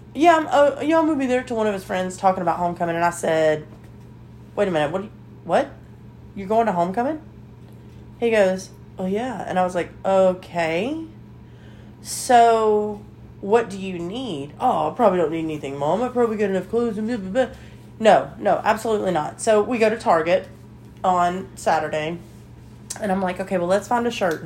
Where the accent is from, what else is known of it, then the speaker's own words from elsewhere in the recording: Alabama, United States; we're from Alabama